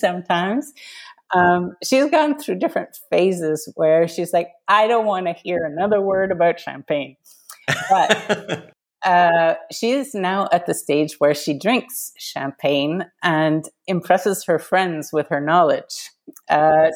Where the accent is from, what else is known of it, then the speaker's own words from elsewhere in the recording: Canada; now in Paris, France; I'm Canadian.